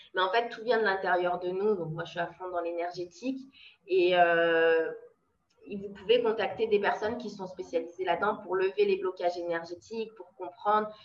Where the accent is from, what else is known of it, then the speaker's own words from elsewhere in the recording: France; moved away; also born or lived in Brazil; en tant que française